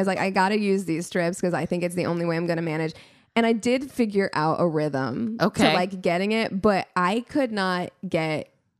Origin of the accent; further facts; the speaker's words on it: Midwest, United States; moved away; I'm still from the Midwest.